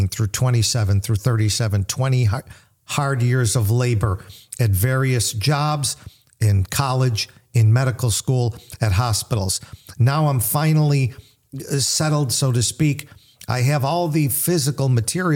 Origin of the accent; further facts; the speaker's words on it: United States; I grew up in America, the 60s, late 50s, early 60s